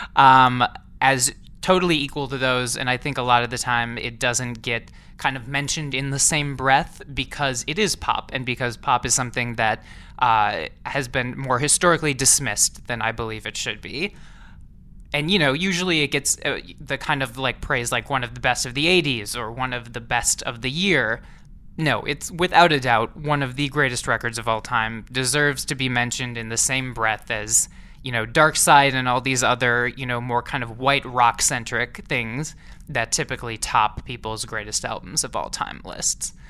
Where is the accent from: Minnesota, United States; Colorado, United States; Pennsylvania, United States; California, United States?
Minnesota, United States; Saint Paul; moved away; I'm from the Twin Cities originally. I'm from Saint Paul, Minnesota